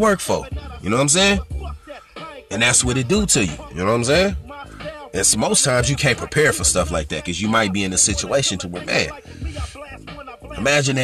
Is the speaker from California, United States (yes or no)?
yes; California, United States; I'm from California